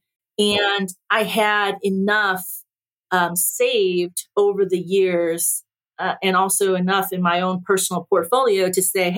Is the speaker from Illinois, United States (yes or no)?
yes; Naperville, Illinois, United States; English is a second language; I went home to Naperville, and I actually ran my old high school route